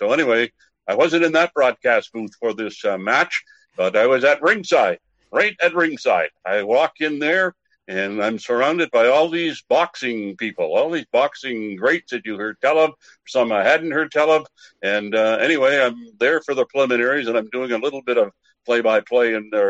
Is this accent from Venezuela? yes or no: no; Campbellton, New Brunswick, Canada; moved away; In my hometown in New Brunswick.